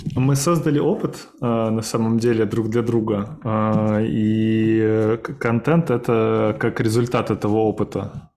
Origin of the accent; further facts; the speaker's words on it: Samara, Samara Oblast, Russia; я сам родился в Самаре